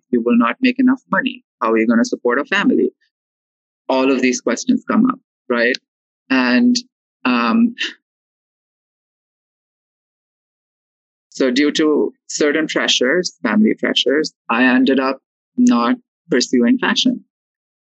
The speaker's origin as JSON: {"language": "English", "town": "Mumbai", "region": "Maharashtra", "country": "India", "tie": "born or raised there", "moved": "as an adult", "lives_now": "New York City, United States", "said": "I am born and raised in Mumbai"}